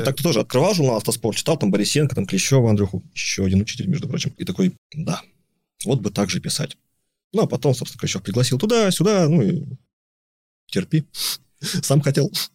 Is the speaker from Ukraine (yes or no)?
no; Sakhalin Oblast, Russia; я родился там на Сахалине, там на, на юге, в портовом городе. То есть меня окружали там корабли